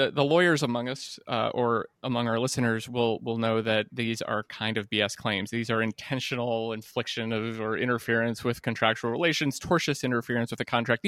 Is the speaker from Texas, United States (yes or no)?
no; West Virginia, United States; I'm from West Virginia that has a couple of Appalachian teams